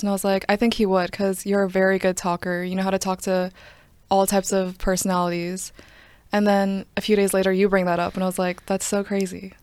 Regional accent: Johns Creek, Georgia, United States; also born or lived in Duluth, Georgia; I'm not from DeKalb. Originally, I'm from Johns Creek

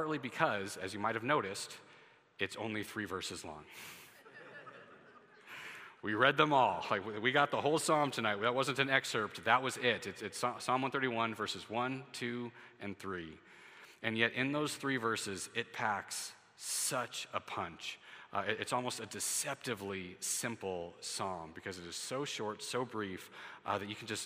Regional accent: United States; as an American citizen

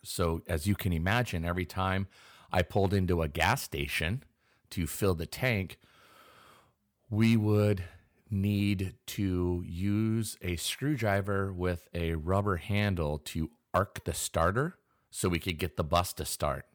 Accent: Pacific Northwest, United States; I am born and raised in the Pacific Northwest

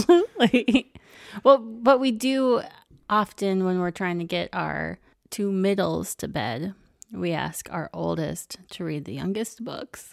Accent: Minnesota, United States; we're from Minnesota

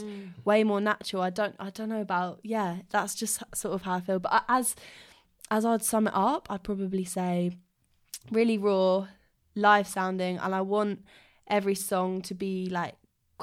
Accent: Surrey, South East England, United Kingdom; I come from Surrey, so yeah, just sort of outside South London

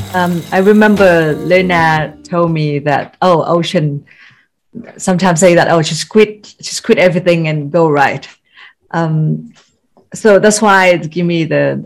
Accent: Northern Vietnam, Vietnam; as a Northerner

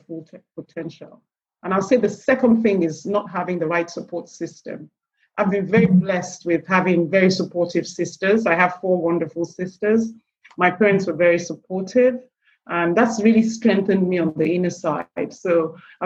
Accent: Nigeria; also born or lived in England; I'm Nigerian by birth. I run a business in Nigeria

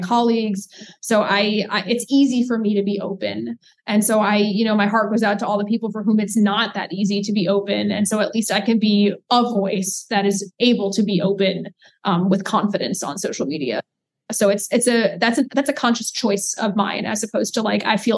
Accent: New York City, New York, United States; now in Durham, United States; I grew up in New York City, and I would rather live here

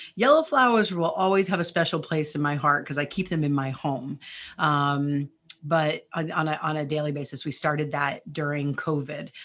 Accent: New Jersey, United States; also born or lived in Chicago area; now in Chicago, United States; I grew up in New Jersey, so we would go to the Jersey Shore.

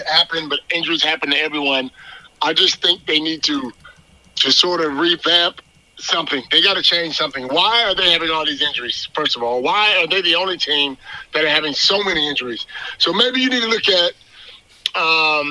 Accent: United States; I'm an American to the end

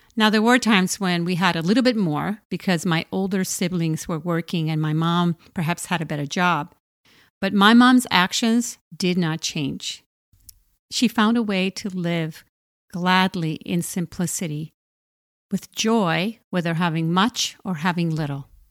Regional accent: Puerto Rico; I grew up in poverty in Puerto Rico

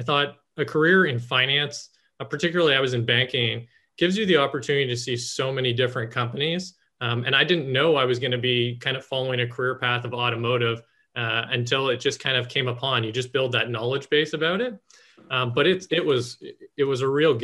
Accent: Canada; moved away; also born or lived in North Carolina; I was originally from Canada, moved down to North Carolina.

